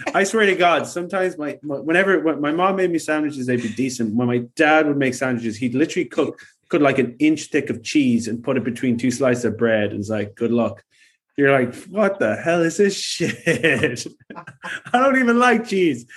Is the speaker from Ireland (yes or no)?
yes; Ireland; I am Irish